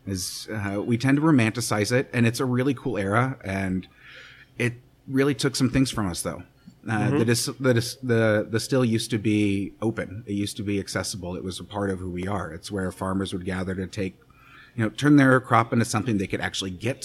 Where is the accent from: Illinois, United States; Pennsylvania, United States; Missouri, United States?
Missouri, United States; Kansas City; also born or lived in Arkansas / San Francisco; I grew up in Kansas City. This is where I'm from.